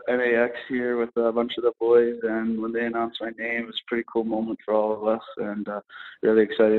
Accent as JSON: {"language": "English", "town": "Lacombe", "region": "Alberta", "country": "Canada", "said": "I'm from Lacombe, so I'm used to that."}